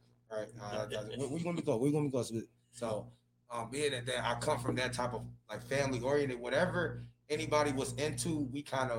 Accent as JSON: {"language": "English", "town": "Detroit", "region": "Michigan", "country": "United States", "tie": "born or raised there", "said": "like growing up in Detroit, inner city Detroit"}